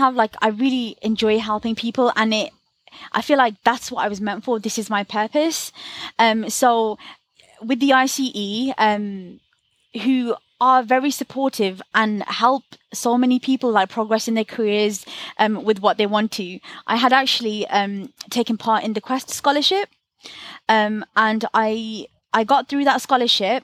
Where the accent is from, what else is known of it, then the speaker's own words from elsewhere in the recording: Birmingham, West Midlands, United Kingdom; I'm from Birmingham